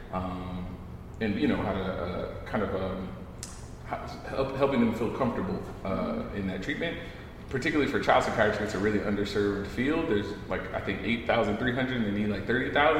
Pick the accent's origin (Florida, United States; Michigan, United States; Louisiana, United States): Louisiana, United States; New Orleans; moved away as an adult; now in New York, United States; I'm from New Orleans originally